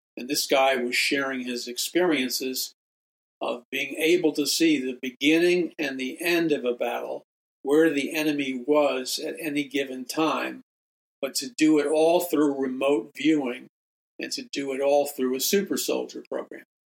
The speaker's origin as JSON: {"language": "English", "town": "New York City", "region": "New York", "country": "United States", "tie": "born or raised there", "said": "I was a young atheist and agnostic and existentialist growing up in New York City"}